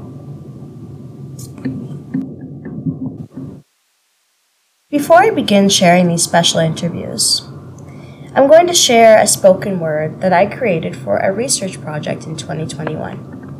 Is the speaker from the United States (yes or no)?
no; Kingston, Ontario, Canada; moved away; I live in Kingston, Ontario. I was born and raised in Kingston. I left for about a decade and returned 8 years ago to settle down, grow our family. I live here with my husband and our two daughters.